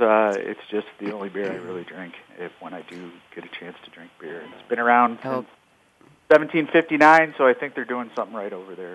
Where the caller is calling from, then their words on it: Denver, Colorado, United States; I'm calling in from Denver, Colorado.